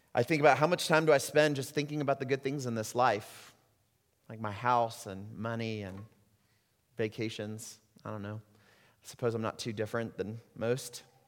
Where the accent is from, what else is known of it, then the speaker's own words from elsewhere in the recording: United States; moved away; also born or lived in Puerto Rico; As American Christians